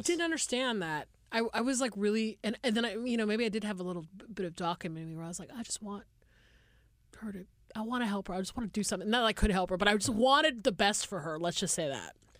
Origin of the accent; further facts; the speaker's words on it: Atlanta, Georgia, United States; moved away as an adult; now in Los Angeles, United States; I grew up in the Deep South